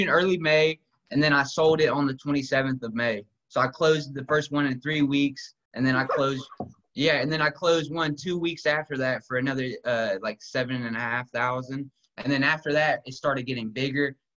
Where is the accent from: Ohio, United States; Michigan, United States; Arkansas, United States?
Ohio, United States; Dayton; I grew up in Dayton, Ohio, born and raised